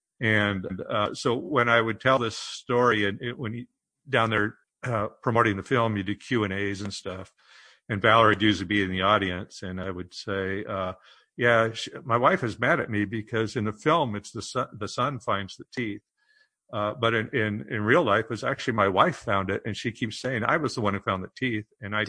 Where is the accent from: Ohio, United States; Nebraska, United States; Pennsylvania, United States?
Nebraska, United States; Omaha; I'm from Omaha. My family's from Hardington, Nebraska, up in the northeast corner.